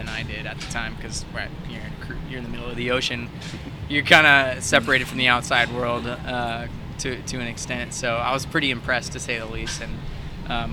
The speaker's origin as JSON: {"language": "English", "town": "Houston", "region": "Texas", "country": "United States", "tie": "born or raised there", "also_born_or_lived": "Southern California / Hawaii", "moved": "as an adult", "said": "I grew up in Houston and lived there most of my life, North Houston, Woodlands"}